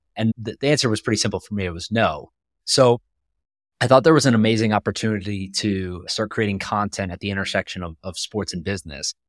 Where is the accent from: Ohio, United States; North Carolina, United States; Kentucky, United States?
North Carolina, United States; I grew up in North Carolina